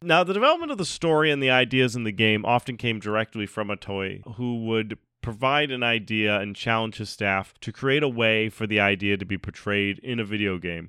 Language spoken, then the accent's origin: English; Rhode Island, United States; I'm from Rhode Island.